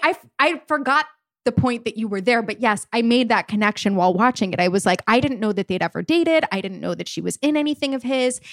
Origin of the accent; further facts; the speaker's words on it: Wilmington, United States; moved away; Wilmington. You know, my hometown